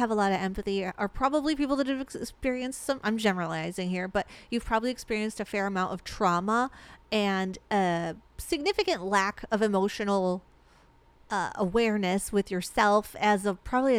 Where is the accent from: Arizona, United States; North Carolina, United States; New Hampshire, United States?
Arizona, United States; We're from Arizona. We live in Arizona. Yeah. We love Arizona.